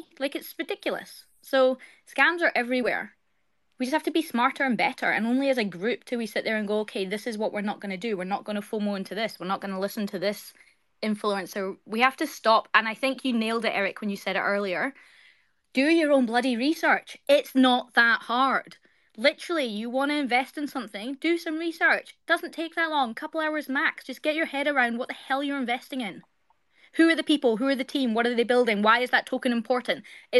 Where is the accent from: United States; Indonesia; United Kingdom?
United Kingdom; Scotland; now in Australia; I live in Australia. I'm Scottish by birthright, but I live in Australia.